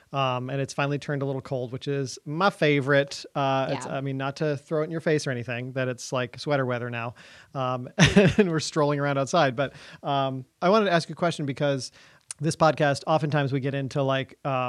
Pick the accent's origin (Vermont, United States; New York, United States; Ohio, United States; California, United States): Vermont, United States; Of course, like I'm from